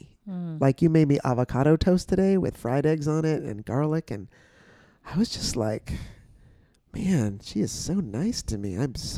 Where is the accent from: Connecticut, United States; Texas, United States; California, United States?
California, United States; San Francisco; born there; Well, I was born in San Francisco.